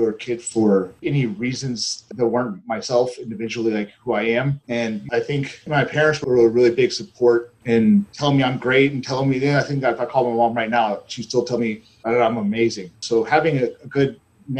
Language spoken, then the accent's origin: English; Charleston, South Carolina, United States; moved away as an adult; also born or lived in Florida / Oregon; I am from Charleston, South Carolina. I was here growing up